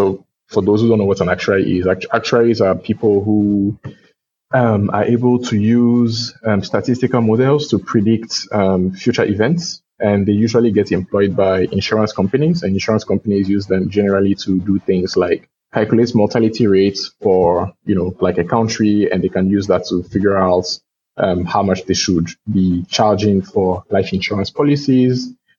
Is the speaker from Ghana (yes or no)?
yes; Ghana; born there; also born or lived in Togo; So I was born in Ghana. I moved to Togo my parents moved to Ghana during the, political things happening in Togo in the late 90s.